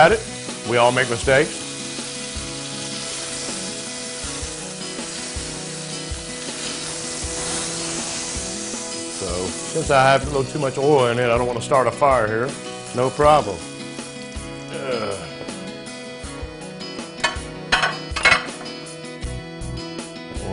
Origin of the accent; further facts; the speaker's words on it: Virginia, United States; it's from the South like me. I'm from Virginia